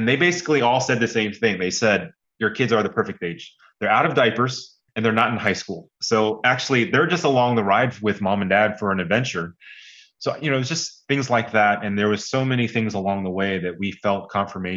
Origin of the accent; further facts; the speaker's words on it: United States; also born or lived in Kenya; my wife and I, being Asian American